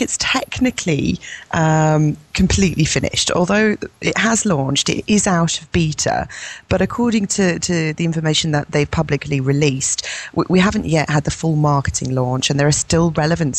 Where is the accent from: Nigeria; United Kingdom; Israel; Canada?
United Kingdom; England; I'm English.